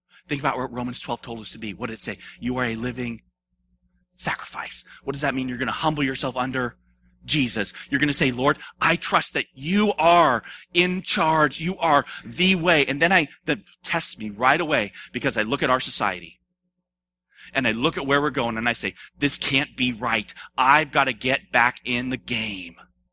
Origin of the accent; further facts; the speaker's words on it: United States; I am an American